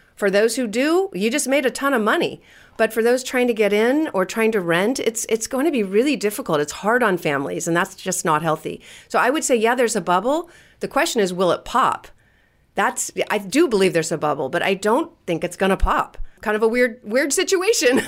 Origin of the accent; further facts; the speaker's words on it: California, United States; I'm from California